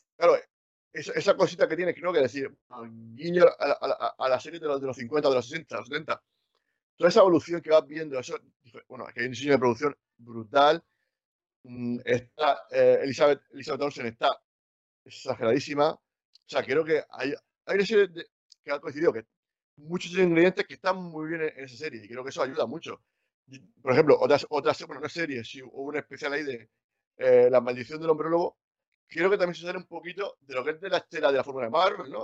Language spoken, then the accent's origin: Spanish; Cartagena, Region of Murcia, Spain; yo soy de Cartagena